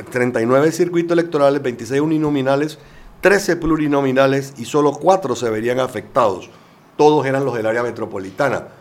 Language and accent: Spanish; Panama; quisiera ser pensar que todos somos buenos panameños y queremos las mejores cosas para el país